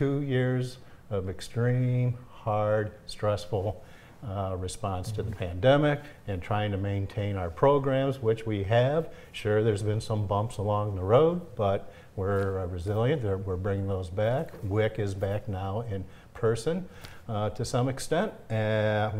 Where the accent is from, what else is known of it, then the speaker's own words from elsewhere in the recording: St. Clair Shores, Michigan, United States; I grew up in the Detroit area, okay. St. Clair Shores